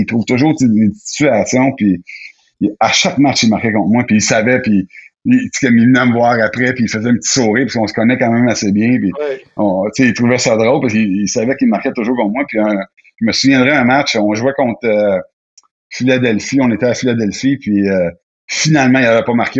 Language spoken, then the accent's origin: French; Quebec, Canada; je viens du Québec, j'adore le Québec